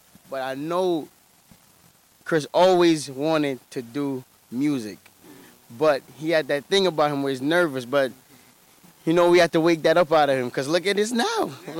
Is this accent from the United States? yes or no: no; Jamaica; I'm fully Jamaican.